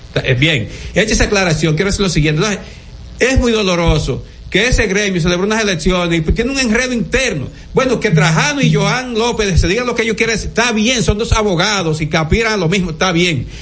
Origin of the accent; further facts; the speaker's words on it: Dominican Republic; como ciudadano dominicano